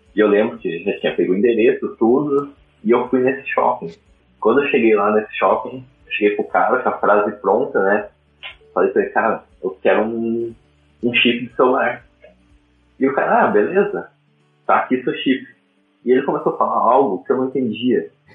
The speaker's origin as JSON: {"language": "Portuguese", "town": "Curitiba", "region": "Paraná", "country": "Brazil", "also_born_or_lived": "Ireland", "said": "sou de Curitiba"}